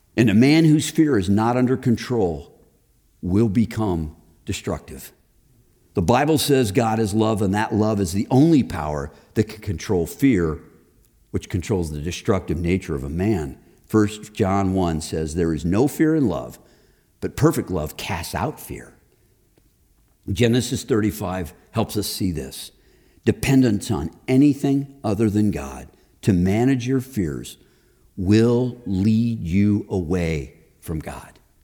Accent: Chicago, Illinois, United States; moved away as an adult; also born or lived in Texas; now in Indianapolis, United States; I grew up in Texas. We just moved to Chicago.

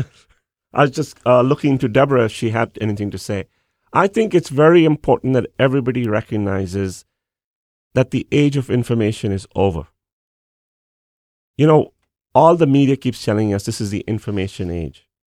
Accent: India; moved away as an adult; now in United States

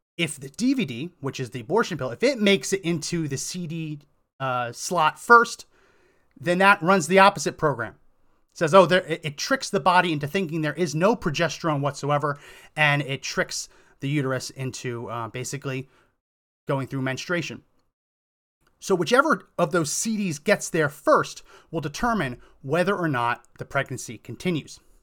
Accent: New Jersey, United States; also born or lived in Massachusetts / Colorado; now in Texas, United States; I grew up in New Jersey, went to school in Massachusetts

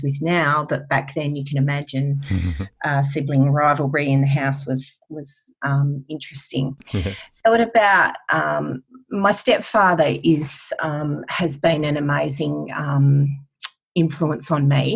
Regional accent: Western Australia, Australia; I'm a WA girl, born and bred

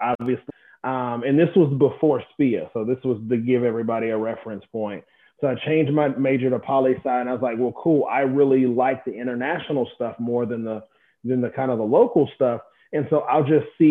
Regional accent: Augusta, Georgia, United States; I am from Augusta, Georgia, a little bit bigger than Waycross.

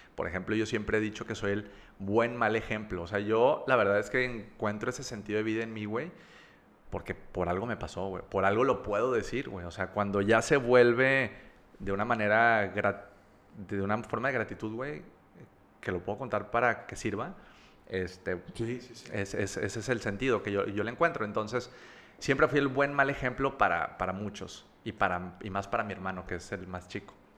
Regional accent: Monterrey, Nuevo León, Mexico; also born or lived in Campeche / Veracruz; nací aquí en Monterrey, en la, en la ciudad de Monterrey. Eh, yo soy de Las Brisas

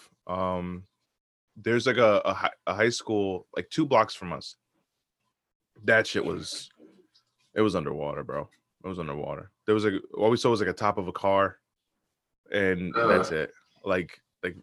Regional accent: South Bound Brook, New Jersey, United States; my hometown, South Bound

